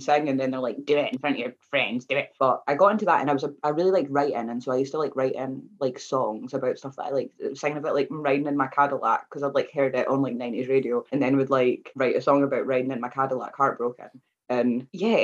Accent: Glenrothes, Scotland, United Kingdom; moved away as an adult; What was good and bad about Glenrothes is that it sort of pushed me out of my comfort zone, because I had to leave

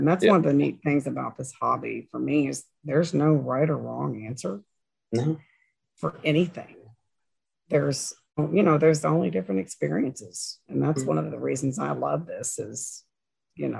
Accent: Maysville, Kentucky, United States; grew up in Maysville, Kentucky

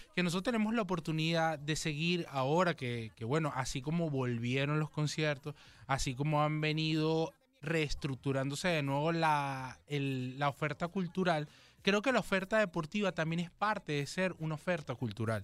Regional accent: Caracas, Capital District, Venezuela; yo como caraqueño

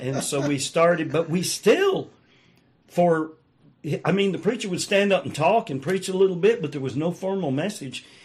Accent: the South, United States; I was raised in the South

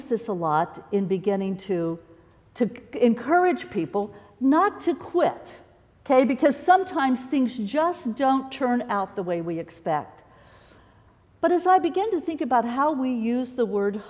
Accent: Kansas City, United States; I grew up in the Kansas City area

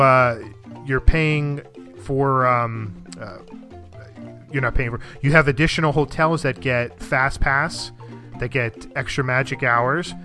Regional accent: New Jersey, United States; I'm from North Jersey.

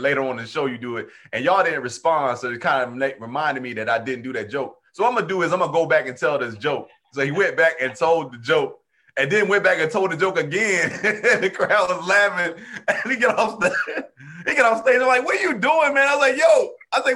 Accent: New Jersey, United States; moved away; I'm from the Northeast originally. I'm from Jersey originally, but I started comedy in the South

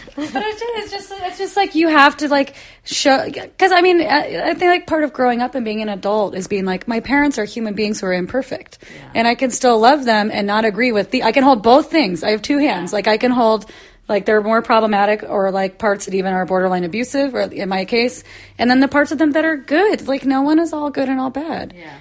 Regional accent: Midwest, United States; moved away; I grew up in the Midwest

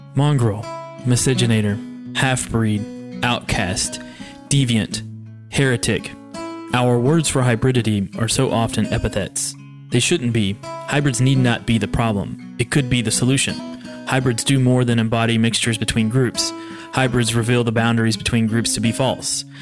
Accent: Kentucky, United States; born or raised there; moved away

